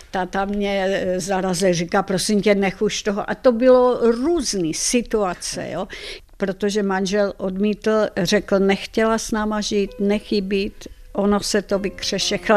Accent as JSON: {"language": "Czech", "country": "Czechia", "said": "já jsem Češka Slovanka, já jsem nechtěla, nechci žít v Madridu."}